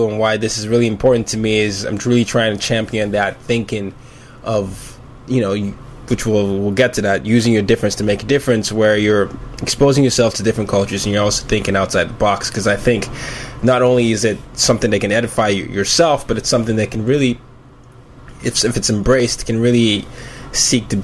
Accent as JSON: {"language": "English", "country": "Nigeria", "said": "I'm from Nigeria, and oftentimes, and Nigeria is my heart"}